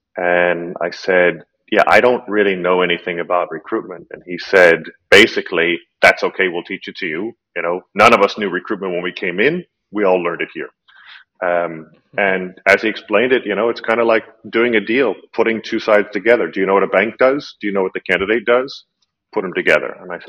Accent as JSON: {"language": "English", "region": "Colorado", "country": "United States", "tie": "born or raised there", "also_born_or_lived": "California / East Coast", "moved": "as an adult", "lives_now": "Czech Republic", "said": "So I was born in California. I grew up in Colorado. I went to school on the East Coast."}